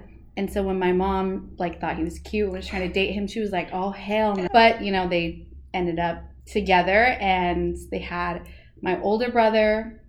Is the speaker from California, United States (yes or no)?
yes; Temecula, California, United States; also born or lived in Riverside / Murrieta; I was born in Riverside, California, mm-hmm. and raised in mostly Marietta and Temecula, California.